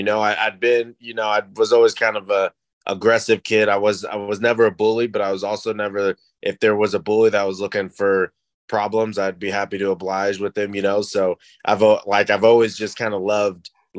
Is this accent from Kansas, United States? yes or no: yes; Newton, Kansas, United States; I'm from a small town in Kansas, Newton, Kansas. And I started wrestling in third grade.